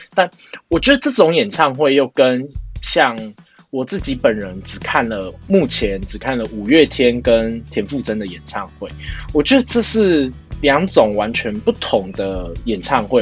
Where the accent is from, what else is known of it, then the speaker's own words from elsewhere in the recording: Taiwan; 我现在台湾